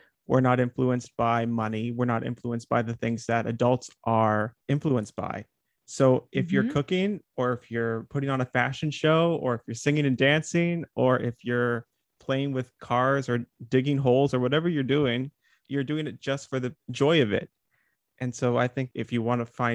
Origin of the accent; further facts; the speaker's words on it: Northern Ontario, Canada; I grew up in Northern Ontario, so spent a lot of time outside